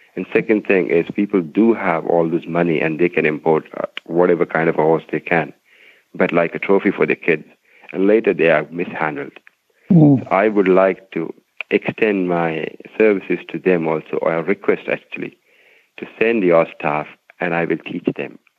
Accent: Himachal Pradesh, India; now in New Delhi, India; I'm from basically from Himalaya, a North Indian uh, state called Himachal

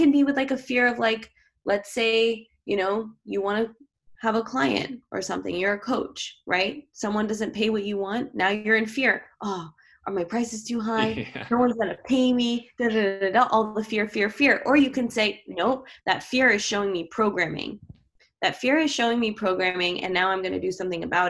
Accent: New York City, New York, United States; I grew up in New York City

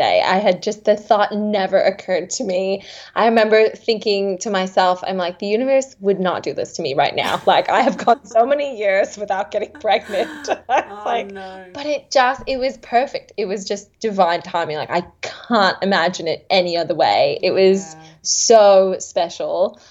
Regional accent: Seattle, Washington, United States; also born or lived in Redlands, Queensland, Australia; now in Thornside, Australia; I'm actually from the United States. I'm from Seattle, Washington.

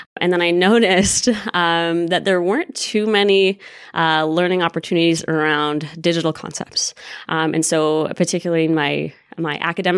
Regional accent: Winnipeg, Manitoba, Canada; moved away; So I'm actually from Winnipeg. Go Jets, go. Winnipeg.

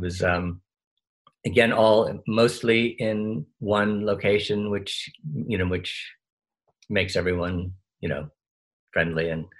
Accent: Australia; accent: Australian; So I have no idea how my Australian accent, I would be afraid to hear it now, because there was no one keeping track of it.

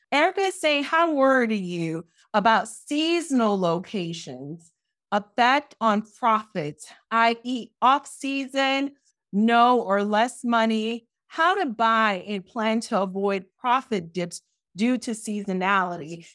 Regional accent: Miami, Florida, United States; I'm from Miami.

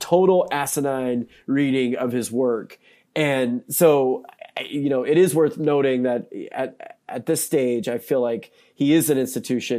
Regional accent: North Carolina, United States; now in Missouri, United States; I'm from North Carolina, I live in Missouri now

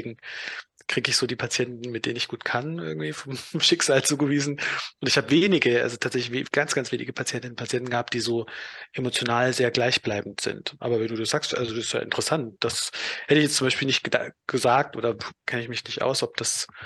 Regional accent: Donauwörth, Bavaria, Germany; also ich komme aus Donauwörth, wenn ich dann so irgendwie mit Leuten wieder aus Donauwörth Kontakt habe

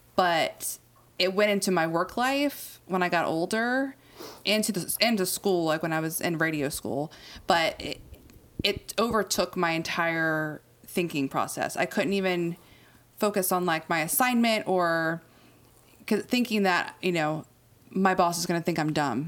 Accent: Outer Banks, North Carolina, United States; moved away as an adult; I grew up on the Outer Banks, which is literally uh, an island

